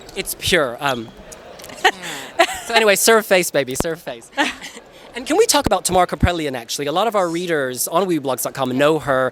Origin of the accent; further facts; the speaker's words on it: United States; I'm American